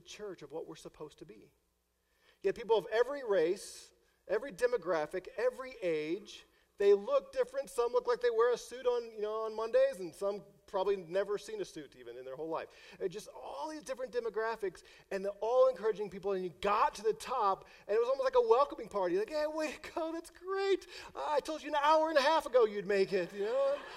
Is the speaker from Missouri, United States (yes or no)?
yes; St. Louis, Missouri, United States; moved away; because I'm from St. Louis